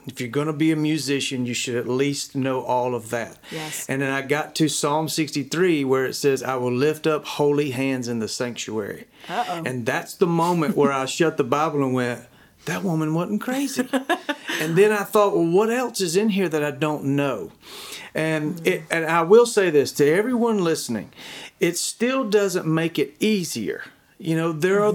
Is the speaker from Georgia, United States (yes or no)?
yes; Dacula, Georgia, United States; I grew up in Decula, Georgia, a small town, grew up on a chicken farm